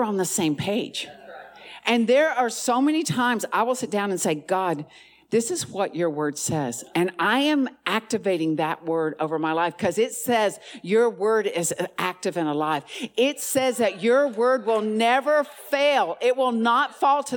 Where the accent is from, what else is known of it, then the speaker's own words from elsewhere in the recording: the South, United States; I'm from the South